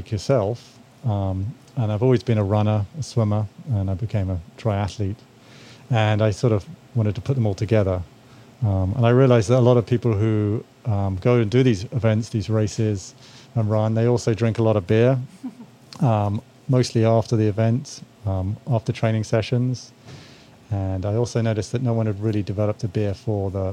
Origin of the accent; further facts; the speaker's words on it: England, United Kingdom; moved away as an adult; now in United States; I'm from England originally